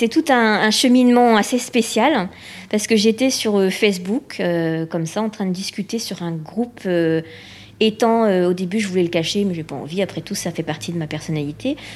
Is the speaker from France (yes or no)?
yes; Réunion, France; moi, j'ai été adoptée, je viens de la Réunion